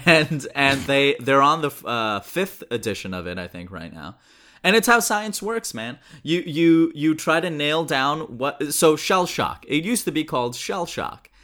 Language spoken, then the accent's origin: English; Pakistan; I'm Pakistani